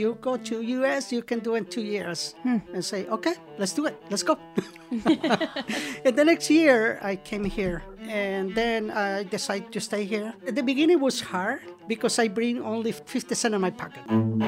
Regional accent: El Salvador; moved away as an adult; now in United States; I am from El Salvador.

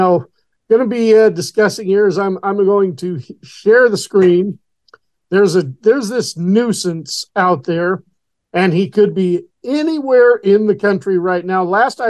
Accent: Horseshoe Bend, Idaho, United States; my hometown of Horseshoe Bend, Idaho.

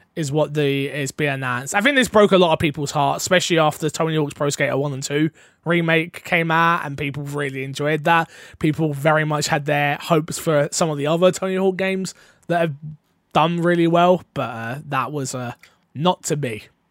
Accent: United Kingdom; I'm British

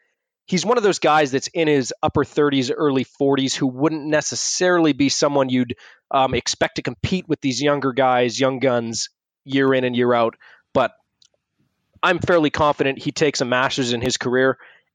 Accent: Canada; Being Canadian

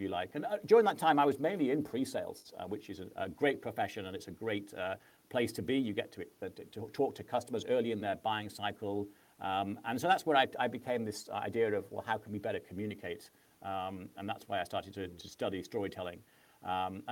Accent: Manchester, North West England, United Kingdom; moved away as an adult; also born or lived in California; I'm native Englishman and came from Manchester

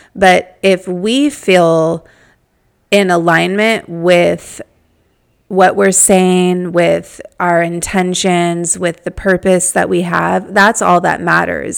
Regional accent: Malibu, California, United States; I'm from Malibu

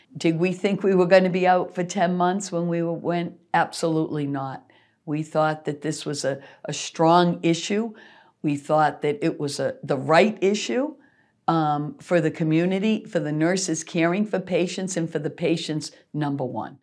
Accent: Worcester, Massachusetts, United States; I grew up in Worcester. I was born, raised in Worcester

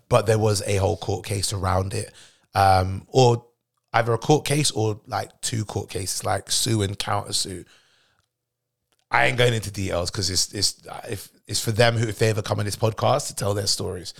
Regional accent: United Kingdom; I'm British born

